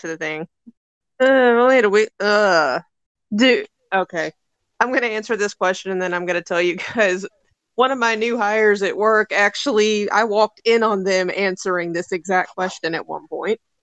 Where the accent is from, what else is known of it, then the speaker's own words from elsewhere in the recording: Louisville, Kentucky, United States; I am from Louisville